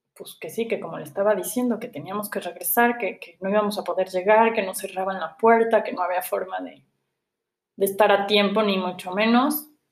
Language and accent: Spanish; Puebla, Mexico; moved away as an adult; soy poblana y aquí he vivido toda mi vida, llevaba yo tres años fuera de Puebla